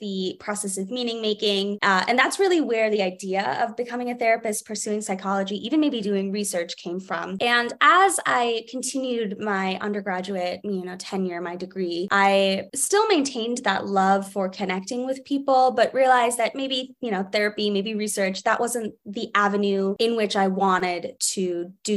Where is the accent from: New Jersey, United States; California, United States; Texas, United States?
New Jersey, United States; now in Boston, United States; I was always that little nerd at the Camden Aquarium growing up in New Jersey